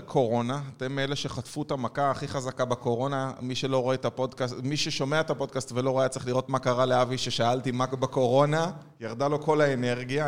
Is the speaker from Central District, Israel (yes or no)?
yes; Ness Ziona, Central District, Israel; אני יליד נס ציונה